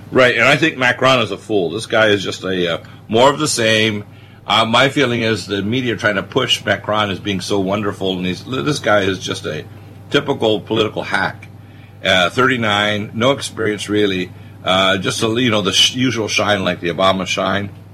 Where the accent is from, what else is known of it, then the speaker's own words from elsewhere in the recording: Detroit, Michigan, United States; moved away; my home state of Michigan, where I was born in Detroit, and I have cousins there